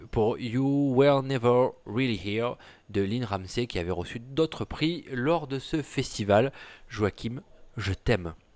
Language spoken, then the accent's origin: French; Provence-Alpes-Côte d'Azur, France; mon patelin du 04